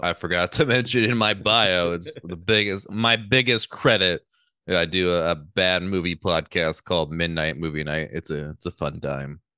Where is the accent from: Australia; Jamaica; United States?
United States; Northern California; now in Los Angeles, United States; I grew up in Northern California